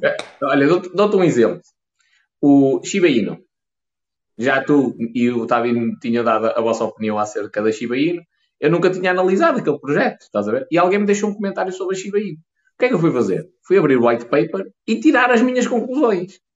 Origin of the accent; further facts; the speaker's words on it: the North, Norte, Portugal; accent: northern; eu sou um gajo do Norte